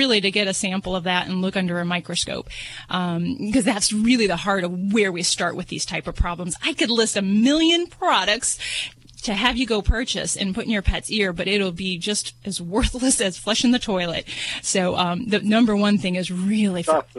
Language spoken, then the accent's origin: English; Las Vegas, Nevada, United States; I'm from Vegas